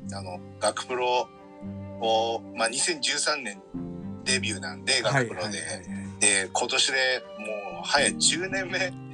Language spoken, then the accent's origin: Japanese; Fukui, Japan; 同じ福井県出身だから